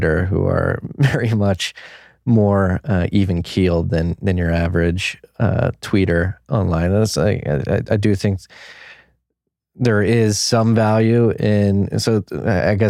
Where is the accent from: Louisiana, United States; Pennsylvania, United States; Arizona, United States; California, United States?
Pennsylvania, United States; Philadelphia; moved away as an adult; also born or lived in New York; now in Texas, United States; I'm from Philadelphia, from the Northeast, was living in New York before the pandemic. I moved my family down here to Texas